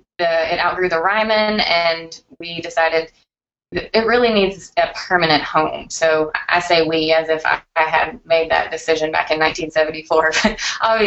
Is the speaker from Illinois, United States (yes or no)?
no; Nashville, Tennessee, United States; I'm actually born and raised in Nashville, Tennessee